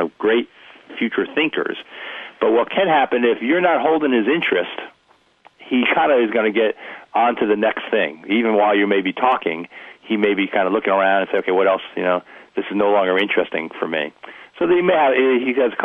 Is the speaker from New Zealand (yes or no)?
no; New Jersey, United States; I'm from New Jersey